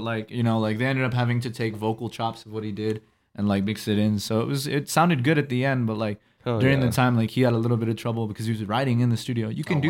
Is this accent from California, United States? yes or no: no; Las Cruces, New Mexico, United States; From Cruces